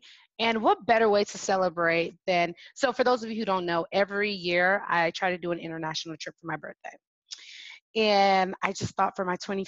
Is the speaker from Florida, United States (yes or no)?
yes; Miami, Florida, United States; accent: Haitian; first language Haitian Creole; English is a second language; also born or lived in Haiti; Creole is my first language. I was born in Haiti. Even though I went to school in Miami and grew up in Miami, I grew up in Miami. So I moved to Miami since I was 4.